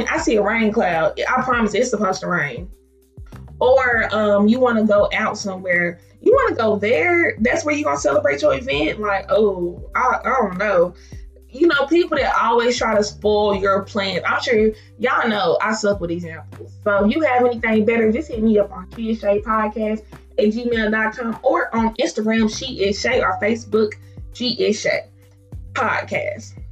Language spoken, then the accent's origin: English; Milan, Tennessee, United States; moved away as an adult; now in Murfreesboro, United States; Um, I am from Milan. I currently live in Murfreesboro, Tennessee.